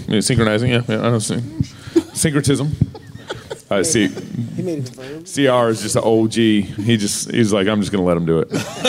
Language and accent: English; Texas, United States; I grew up in Texas